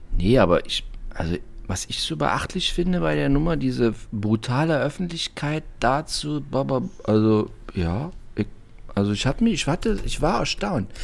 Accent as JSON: {"language": "German", "region": "East Germany", "country": "Germany", "said": "Ich bin aus der DDR"}